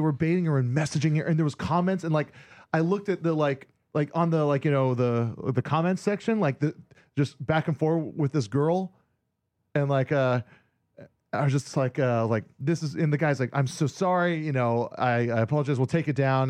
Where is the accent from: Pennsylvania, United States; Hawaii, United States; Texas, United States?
Hawaii, United States; born or raised there; moved away